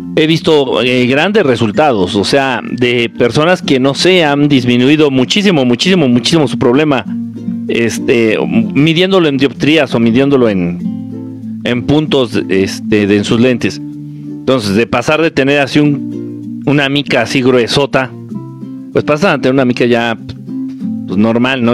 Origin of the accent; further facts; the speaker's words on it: Nezahualcóyotl, State of Mexico, Mexico; no es como que mi pueblo natal, pero sí viví mucho tiempo ahí. De chamaco viví mucho tiempo allá.